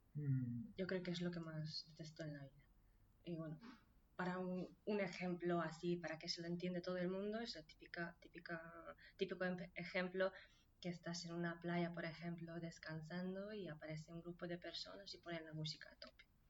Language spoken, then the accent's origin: Spanish; Nyíregyháza, Szabolcs-Szatmár-Bereg, Hungary; Spanish is a second language; now in Cubillas, Spain; En Nirechaza, en Hungría. Un pueblo pequeño.